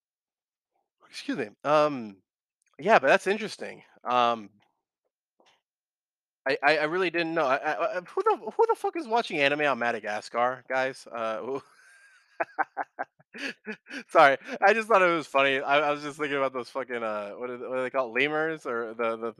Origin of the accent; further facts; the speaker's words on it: United States; I'm an American